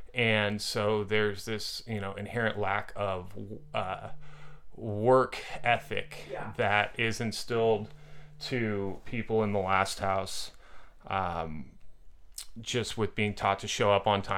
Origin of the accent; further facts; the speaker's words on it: Orinda, California, United States; now in Los Angeles, United States; I'm from Orinda.